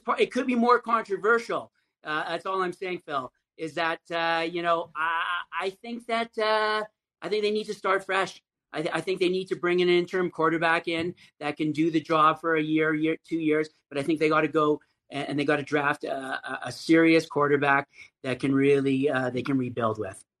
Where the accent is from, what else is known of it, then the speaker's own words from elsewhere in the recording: Calgary, Alberta, Canada; I'm from Calgary, Canada